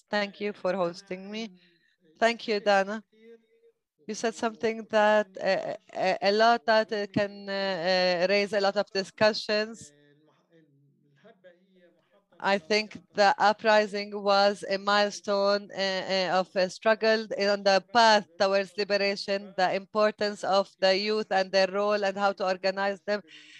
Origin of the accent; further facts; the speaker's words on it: Ibillin, Northern District, Israel; born there; I was born in Abilene in the Galilee, and it is located between Haifa and Akko.